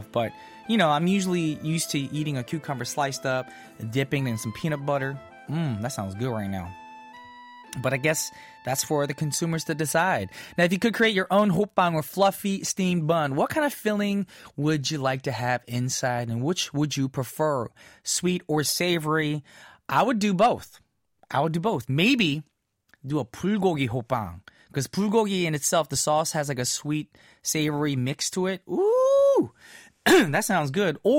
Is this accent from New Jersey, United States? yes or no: yes; New Jersey, United States; now in South Korea; My hometown friends from small town New Jersey.